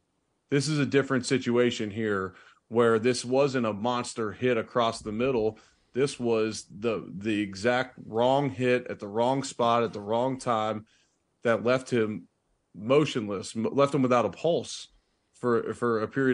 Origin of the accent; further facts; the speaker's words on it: Cincinnati, Ohio, United States; now in Buffalo, United States; they would ask me about my hometown and then what became my hometown of Buffalo, my original hometown of Cincinnati.